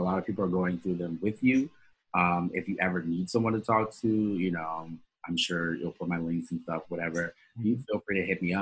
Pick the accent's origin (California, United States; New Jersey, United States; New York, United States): New York, United States; New York City; I grew up in Coney Island